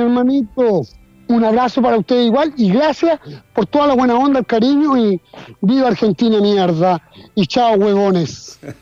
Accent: Chile; Aquí en Chile

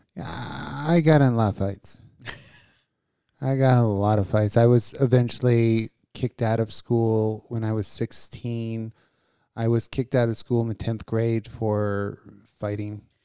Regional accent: Las Vegas, Nevada, United States; I grew up in Vegas

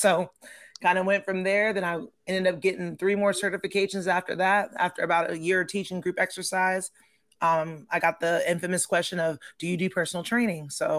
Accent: Heidelberg, Baden-Württemberg, Germany; Yeah, I'm an Army brat. I grew up in Germany.

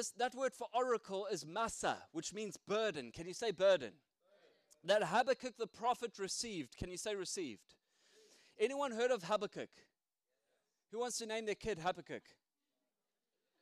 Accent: South Africa; now in United Kingdom; I still got my accent

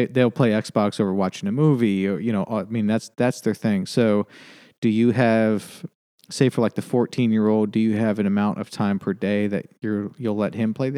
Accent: New York, United States; Yep. Grew up in upstate New York, and my wife was from Lancaster, Pennsylvania.

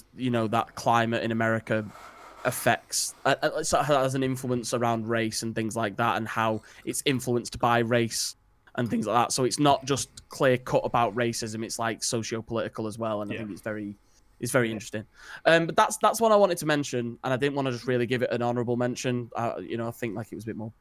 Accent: United Kingdom; as like British people

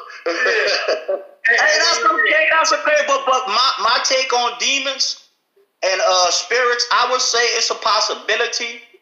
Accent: Louisiana, United States; I'm from Louisiana, so

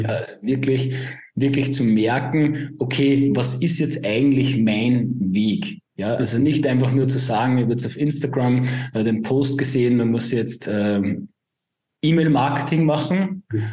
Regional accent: Upper Austria, Austria; komme aus dem wunderschönen Oberösterreich. Man hört es vielleicht auch ein bisschen an meinen Akzent.

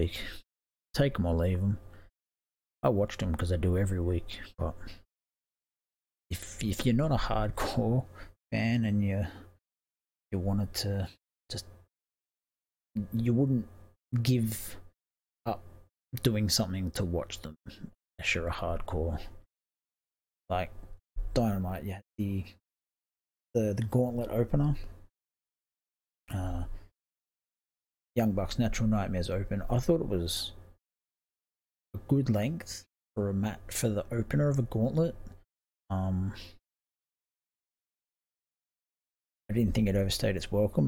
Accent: Australia; as an Australian

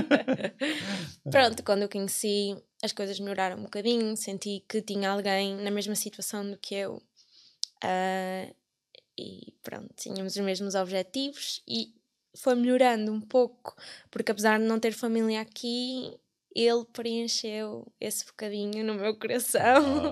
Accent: Coimbra, Centro, Portugal; moved away as an adult; now in Ireland; eu vivo e cresci sempre em Figueira do Campo

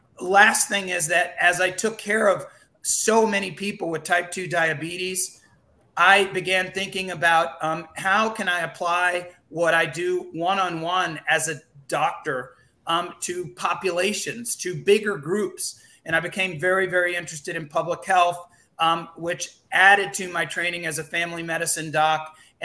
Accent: Montpelier, Vermont, United States; born there; My parents were born and raised in the Dominican Republic. I actually was born in Montpelier, Vermont, which is just kind of the craziest thing ever.

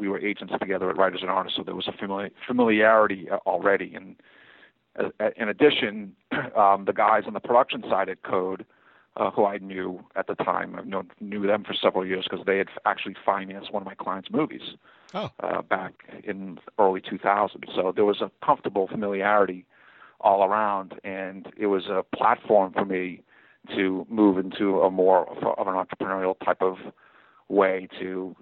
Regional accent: Boston, Massachusetts, United States; moved away as an adult; also born or lived in Atlanta, Georgia, United States; now in Los Angeles, United States; I moved back to my hometown, Boston

